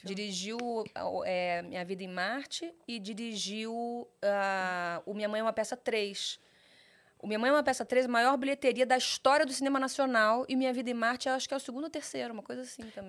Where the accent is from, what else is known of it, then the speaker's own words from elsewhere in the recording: Rio de Janeiro, Brazil; also born or lived in Sorocaba; eu fui criada no Rio de Janeiro. Eu, falo que eu sou carioca com baldeação.